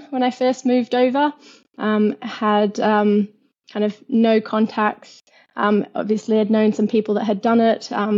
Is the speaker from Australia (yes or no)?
yes; Perth, Western Australia, Australia; accent: Australian; moved away as an adult; now in London, United Kingdom; I come from Perth, which is known as the most isolated city in the world